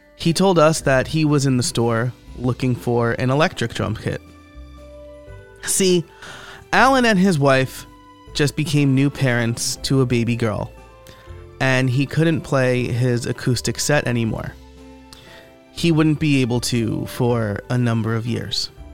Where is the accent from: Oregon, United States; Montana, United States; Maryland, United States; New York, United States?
New York, United States; Middletown; a local music store in my hometown of Middletown, New York